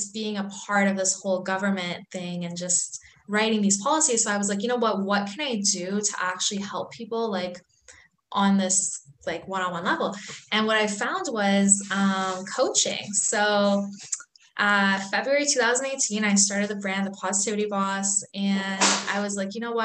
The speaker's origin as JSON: {"language": "English", "country": "Canada", "tie": "born or raised there", "also_born_or_lived": "Iran", "said": "I was born in Iran, so I'm actually Iranian by heritage. And I grew up in Canada"}